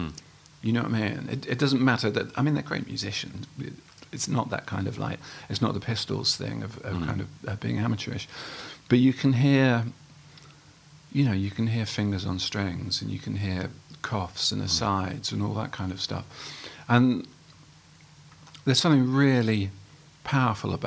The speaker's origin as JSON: {"language": "English", "town": "Haywards Heath", "region": "South East England", "country": "United Kingdom", "tie": "born or raised there", "also_born_or_lived": "Welwyn Garden City", "said": "I moved to Haywards Heath when I was... Well, my parents moved to Haywards Heath when I was five. So that's where I grew up"}